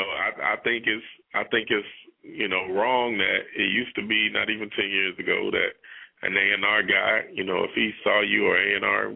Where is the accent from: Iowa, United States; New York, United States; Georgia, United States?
Georgia, United States; Decatur; also born or lived in Atlanta; I'm from Decatur, and it was hood, but it was still kind of quiet